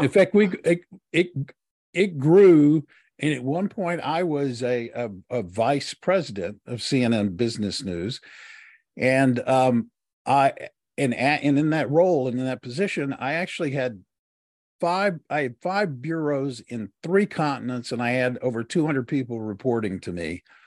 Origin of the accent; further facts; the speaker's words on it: Texas, United States; I was born in the South and grew up in the South and, uh, was raised primarily in Texas.